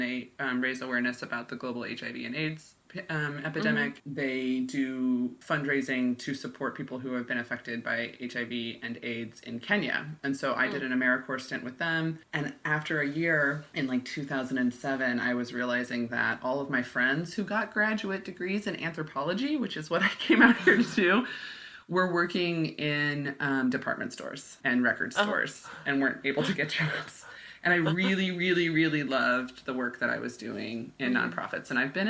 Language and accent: English; Midwest, United States; also born or lived in Oklahoma / Illinois; now in Bellingham, United States; Yeah, from the Midwest and from Oklahoma and Illinois for the most part.